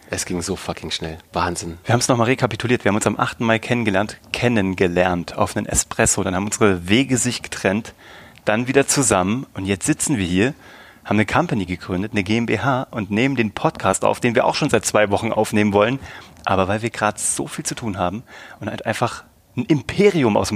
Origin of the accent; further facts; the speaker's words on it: Kassel, Hesse, Germany; now in Munich, Germany; nee, ich komme aus Kassel eigentlich. Ich bin jetzt 38.